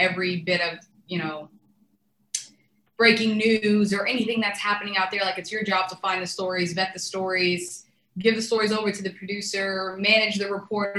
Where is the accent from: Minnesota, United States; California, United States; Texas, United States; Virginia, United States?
Texas, United States; Fort Worth; moved away as an adult; also born or lived in Tunisia / Houston, Texas; I came and I grew up in Fort Worth, Texas